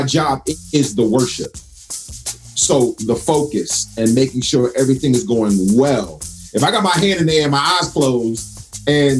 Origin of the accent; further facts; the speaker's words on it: United States; as an American